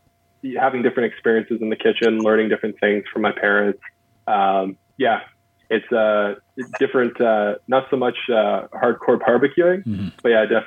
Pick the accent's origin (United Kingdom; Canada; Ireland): Canada; Mississauga, Ontario; Yeah, so I grew up in Mississauga.